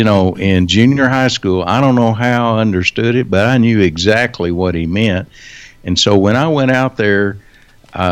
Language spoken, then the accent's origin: English; Wichita Falls, Texas, United States; I was born and raised here in Wichita Falls